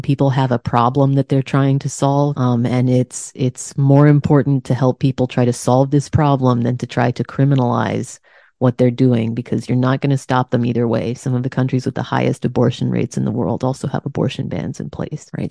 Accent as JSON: {"language": "English", "region": "Texas", "country": "United States", "tie": "born or raised there", "also_born_or_lived": "Massachusetts", "moved": "yes", "said": "I was raised in Texas"}